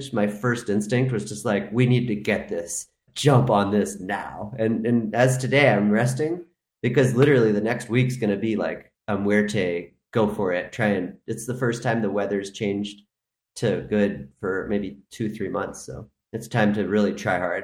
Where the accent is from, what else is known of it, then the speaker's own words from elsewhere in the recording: Maine, United States; moved away as an adult; now in Spain; I'm from Maine